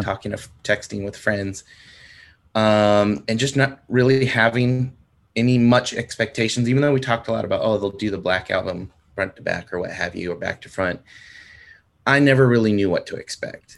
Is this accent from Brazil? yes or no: no; San Diego, California, United States; moved away as an adult; now in Oklahoma, United States; San Diego.